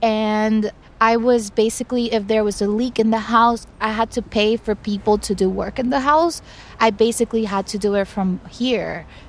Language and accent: English; Dominican Republic; moved away as an adult; now in New York, United States; I grew up in the Dominican Republic with my mother and my grandmother. And at the age of 23, I moved to New York